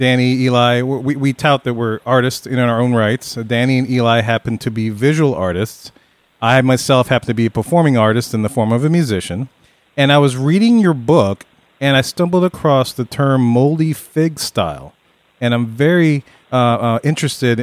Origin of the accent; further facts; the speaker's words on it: New Orleans, Louisiana, United States; We're from New Orleans. That's where we're talking to you from